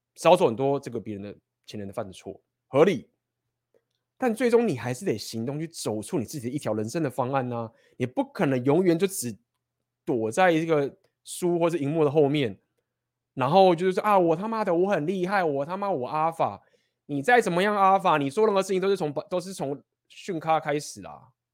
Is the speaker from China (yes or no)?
no; Taiwan; 我觉得我们台湾人本身某种程度也算是第一世界的情形了